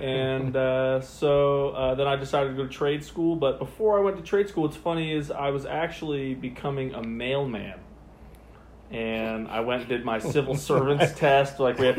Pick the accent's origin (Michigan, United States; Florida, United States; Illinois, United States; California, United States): Florida, United States; St. Petersburg; I grew up in St. Petersburg, Florida. Lived there most of my life. Went to high school there.